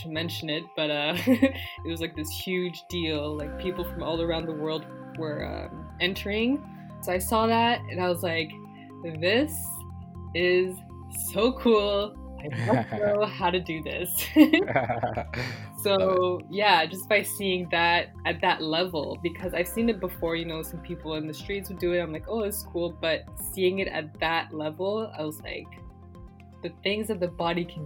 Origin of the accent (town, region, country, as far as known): Toronto, Ontario, Canada; born or raised there; also born or lived in Guinea / Quebec